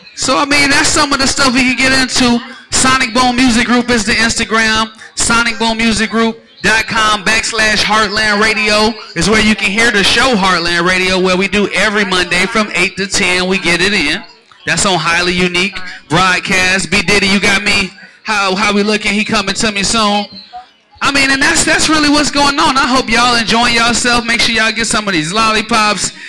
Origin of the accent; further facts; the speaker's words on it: Chicago, Illinois, United States; now in Atlanta, United States; I'm from Chicago